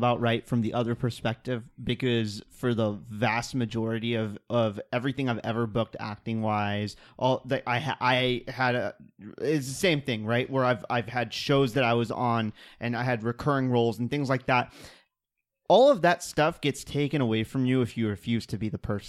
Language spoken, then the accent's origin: English; Kansas City, Missouri, United States; I'm from Kansas City.